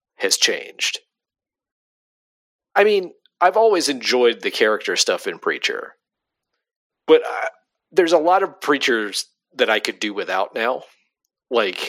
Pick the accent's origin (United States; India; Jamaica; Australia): United States; the South; I'm an American man from the South. I'm not from Texas, but I'm from the South